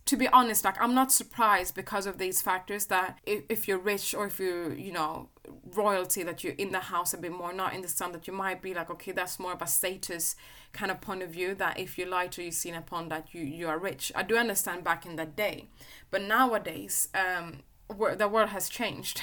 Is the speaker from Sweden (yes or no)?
yes; Sweden; I was growing up in Sweden